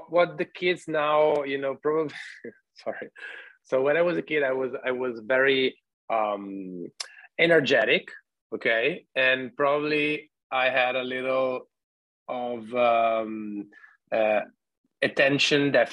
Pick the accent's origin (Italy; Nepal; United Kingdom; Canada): Italy; Treviso, Veneto; I come from Treviso, which is in the northeast of Italy.